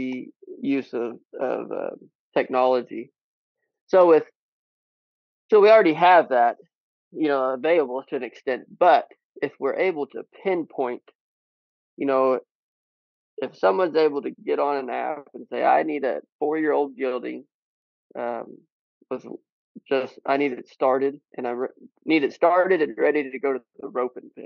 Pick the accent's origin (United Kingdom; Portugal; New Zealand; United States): United States; Southwest Missouri; I'm originally from Southwest Missouri